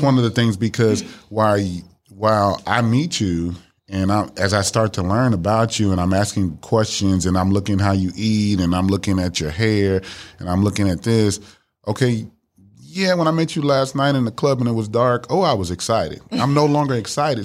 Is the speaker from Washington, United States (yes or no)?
no; Miami, Florida, United States; now in Dallas, United States; I'm originally from Miami, Florida. I live here in Dallas, Texas